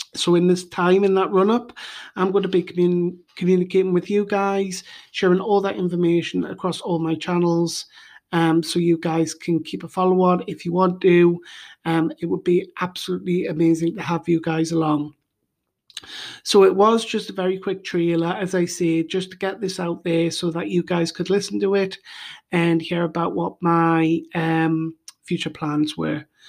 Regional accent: United Kingdom; now in Bulgaria; I am originally from the United Kingdom, and now I live in Bulgaria

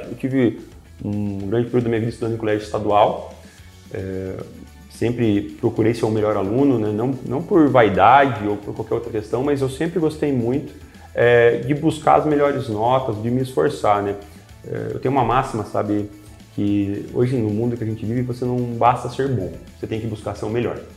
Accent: Curitiba, Paraná, Brazil; born there; now in São José dos Pinhais, Brazil; É, nasci em Curitiba, mas vim morar para cá ali no ano de 2011, então sou muito feliz aqui em São José dos Pinhais.

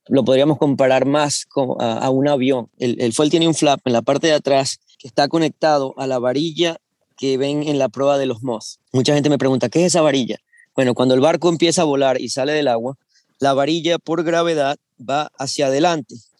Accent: Venezuela; moved away as an adult; now in United States; yo soy venezolano, eh, empecé a navegar en Venezuela en Optimist

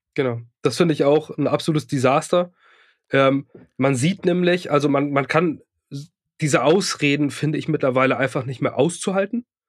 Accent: Lübeck, Schleswig-Holstein, Germany; now in Ratzeburg, Germany; ich komme ursprünglich aus Lübeck und ähm, also aus dem nördlichen Lübeck

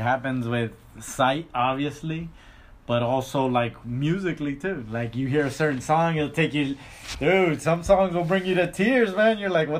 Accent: Los Angeles, California, United States; Why was I born in the Los Angeles area?

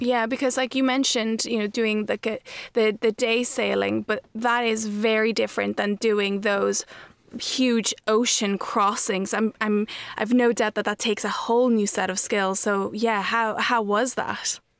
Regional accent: Ireland; also born or lived in Mexico; I was raised in Ireland

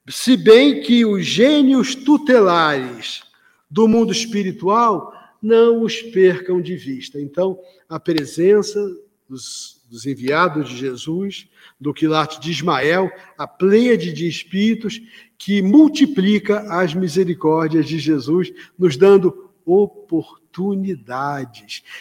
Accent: Rio de Janeiro, Brazil; eu sou carioca

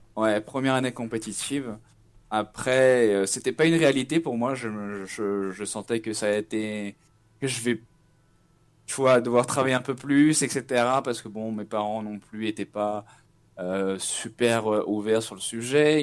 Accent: Nantes, Pays de la Loire, France; moved away as an adult; now in São Paulo, Brazil; je suis nantais, j'ai 29 ans

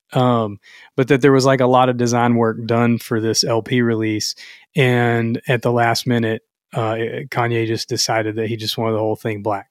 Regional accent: the South, United States; I'm from the South

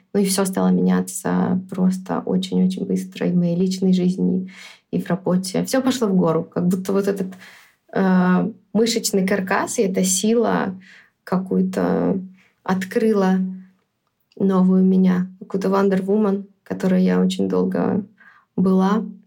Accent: Minsk, Belarus; also born or lived in New York; я родилась в Минске, всю жизнь жила в Минске

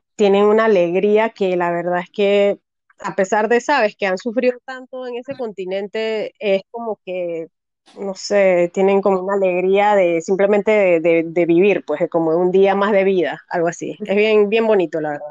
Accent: Panama; also born or lived in Cambutal, Los Santos; soy panameña, eh, vivo en Cambutal desde hace muchos años, Cambutal en Los Santos

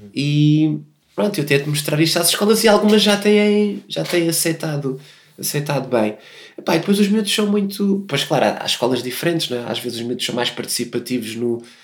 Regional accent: Portugal; accent: European Portuguese

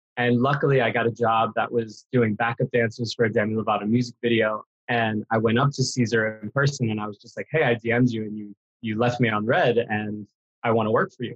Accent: New York, United States; now in Los Angeles, United States; I was born in New York, actually, in the Bronx

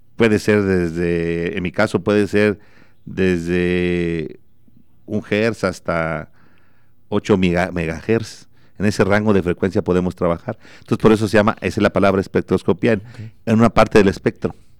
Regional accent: Cortázar, Guanajuato, Mexico; also born or lived in France; now in Celaya, Mexico; yo soy de Cortázar, yo soy de, nací en Cortázar y viví, viví mucho tiempo, ahorita yo vivo en Celaya

